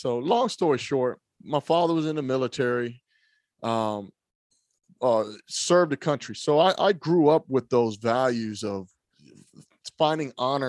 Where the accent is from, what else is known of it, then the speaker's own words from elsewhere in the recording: Trenton, New Jersey, United States; born there; So I was born in Trenton, New Jersey, Fieldsboro, Bordentown, Williamsburg in New Jersey.